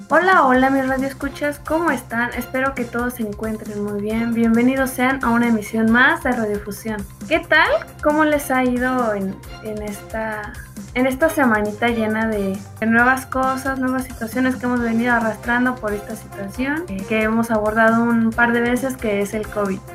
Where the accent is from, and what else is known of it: Mexico